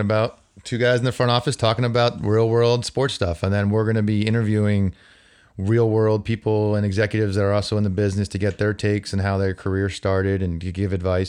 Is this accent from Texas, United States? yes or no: no; New Jersey, United States; also born or lived in Albany; now in Boston, United States; I'm growing up in New Jersey, eh, as a Yankee fan